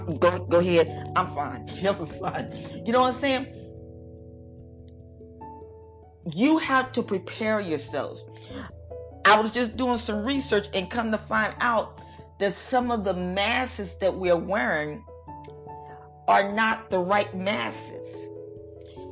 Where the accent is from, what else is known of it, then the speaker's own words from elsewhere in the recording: United States; we are Americans